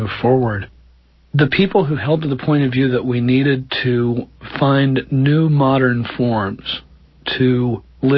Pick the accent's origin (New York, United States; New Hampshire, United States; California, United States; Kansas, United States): Kansas, United States; Wichita; I grew up in Wichita, Kansas, which is along the river